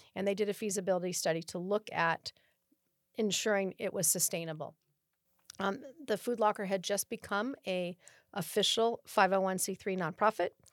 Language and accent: English; Oakland, California, United States; moved away as an adult; now in Rancho Cordova, United States; I was born in Oakland, California, in the East Bay